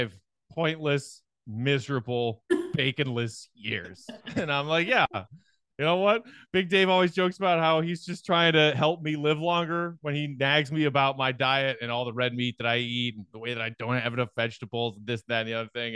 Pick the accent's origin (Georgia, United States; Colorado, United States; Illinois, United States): Illinois, United States; Chicago; part of who I am as a Chicagoan.